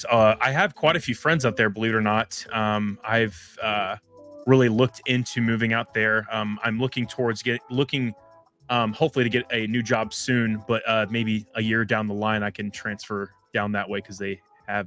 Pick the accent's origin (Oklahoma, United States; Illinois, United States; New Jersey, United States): Oklahoma, United States; I've always been in Louisville. It is my place where I was raised. Basically, I was born in Oklahoma